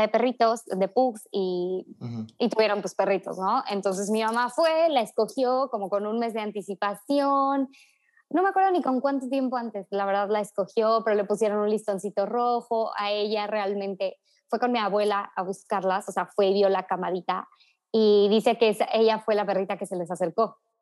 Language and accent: Spanish; Tuxpan, Veracruz, Mexico; soy de Tuxpan, Veracruz